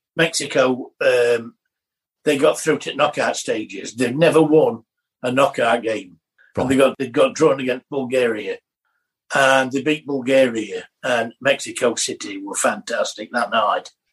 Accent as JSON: {"language": "English", "region": "England", "country": "United Kingdom", "said": "us being English."}